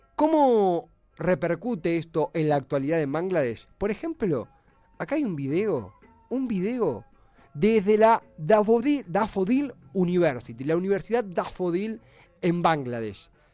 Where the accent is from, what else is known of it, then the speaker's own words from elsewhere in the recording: Argentina; We are an Argentinian radio show